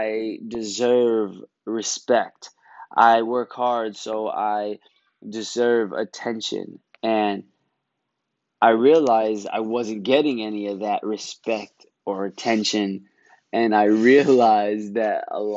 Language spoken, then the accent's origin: English; New York City, New York, United States; I'm from Brooklyn.